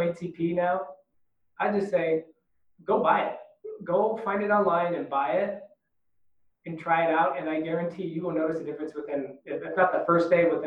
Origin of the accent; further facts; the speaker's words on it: United States; being American